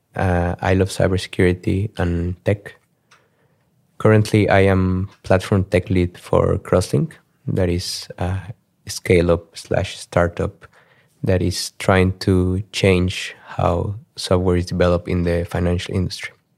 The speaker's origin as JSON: {"language": "English", "region": "Mexico City", "country": "Mexico", "tie": "born or raised there", "also_born_or_lived": "Germany / Sweden / Poland / Singapore", "moved": "as an adult", "lives_now": "Amsterdam, Netherlands", "said": "I grew up in Mexico. Uh, so twenty-one years of my life I spent them in Mexico City."}